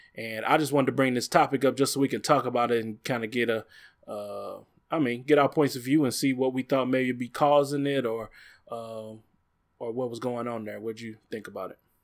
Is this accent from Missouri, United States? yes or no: yes; Bel-Ridge, Missouri, United States; the neighborhood I grew up in over in Bell Ridge in Normandy area